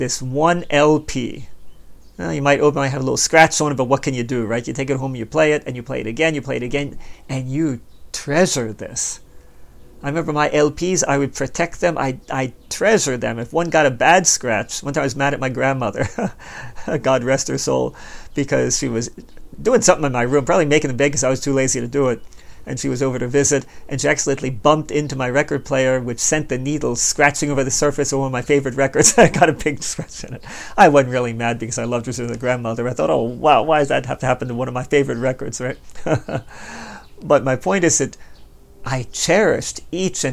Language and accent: English; Baltimore, Maryland, United States; moved away as an adult; also born or lived in Hanover, Pennsylvania; I was born and raised in Baltimore